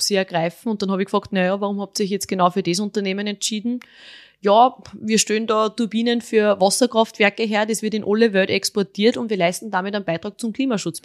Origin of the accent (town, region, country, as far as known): Austria; born or raised there